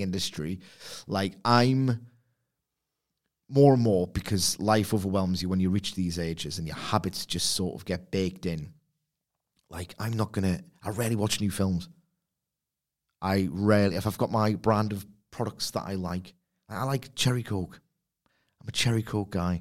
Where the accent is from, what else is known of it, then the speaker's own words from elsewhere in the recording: Newcastle upon Tyne, North East England, United Kingdom; I'm from Newcastle upon Tyne, England